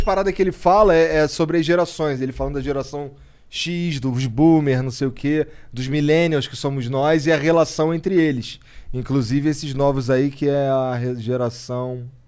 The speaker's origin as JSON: {"language": "Portuguese", "region": "Rio de Janeiro", "country": "Brazil", "said": "eu sou carioca"}